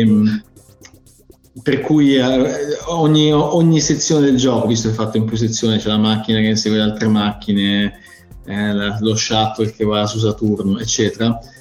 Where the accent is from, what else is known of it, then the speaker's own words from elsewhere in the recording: Milan, Lombardy, Italy; in Italia eh, sono cresciuto a Milano